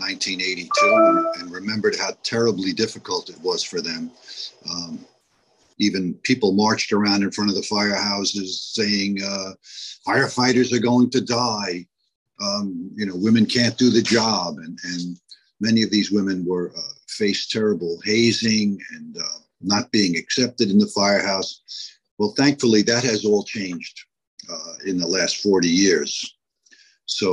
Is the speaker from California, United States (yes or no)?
no; New York City, New York, United States; I lived in Bayside, and now I live a few blocks away. It's technically Whitestone, but the same old neighborhood I grew up in.